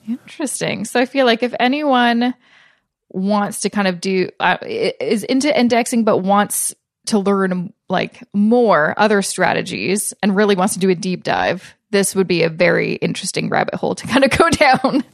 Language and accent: English; Canada; I'm Canadian